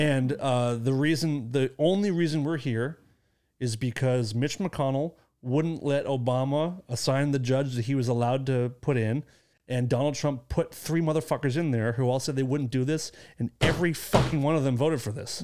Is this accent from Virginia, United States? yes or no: no; Acton, Massachusetts, United States; my hometown